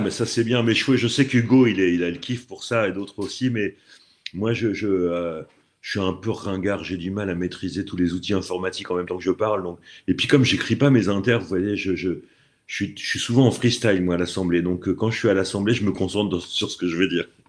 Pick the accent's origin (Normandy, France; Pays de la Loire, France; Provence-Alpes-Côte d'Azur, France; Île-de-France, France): Normandy, France; also born or lived in Aix-en-Provence / Dieppe; je reviens euh, dans ma région d'origine parce que la pluie me manquait